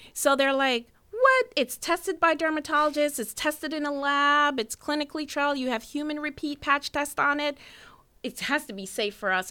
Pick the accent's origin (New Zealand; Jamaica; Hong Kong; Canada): Jamaica; now in United States; I'm from Jamaica